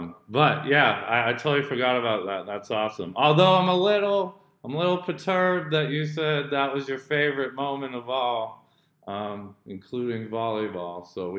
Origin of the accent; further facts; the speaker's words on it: Indonesia; also born or lived in United States; I grew up in Indo too, so, but I am also American, so.